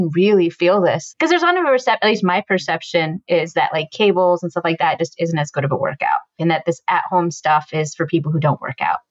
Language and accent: English; East Coast, United States; we're from the East Coast